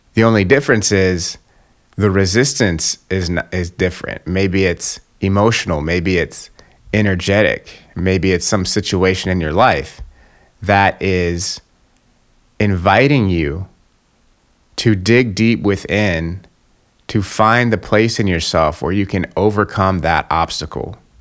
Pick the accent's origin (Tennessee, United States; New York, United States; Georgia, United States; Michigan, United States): Georgia, United States; Atlanta; I'm from Atlanta, Georgia, right, which is in the South in the United States